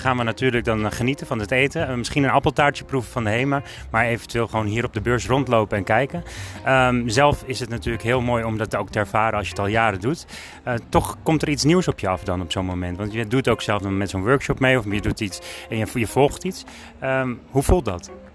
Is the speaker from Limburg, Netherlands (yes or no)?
no; Alkmaar, North Holland, Netherlands; ik kom uit Alkmaar